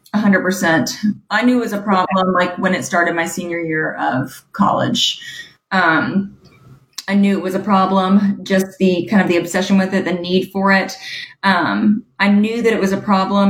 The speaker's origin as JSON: {"language": "English", "town": "Huntsville", "region": "Alabama", "country": "United States", "tie": "born or raised there", "said": "I grew up in Huntsville, Alabama"}